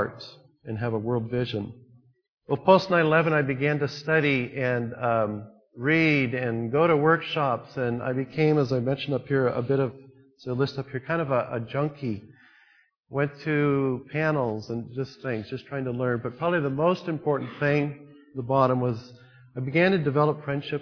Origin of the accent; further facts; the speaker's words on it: United States; being an American